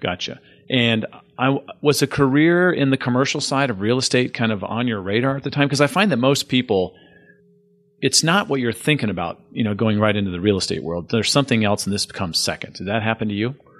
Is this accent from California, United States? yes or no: yes; San Diego, California, United States; moved away as an adult; I grew up in San Diego, and I saw lots of changes in the forty years I was there.